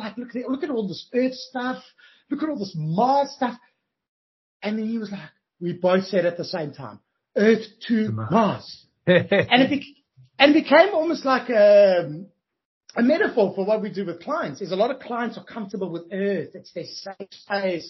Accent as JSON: {"language": "English", "town": "Johannesburg", "region": "Gauteng", "country": "South Africa", "moved": "as an adult", "lives_now": "Australia", "said": "I'm originally from Johannesburg, South Africa"}